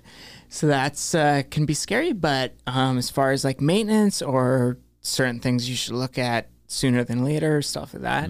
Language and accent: English; Thunder Bay, Ontario, Canada; moved away as an adult; also born or lived in Vancouver; growing up in Thunder Bay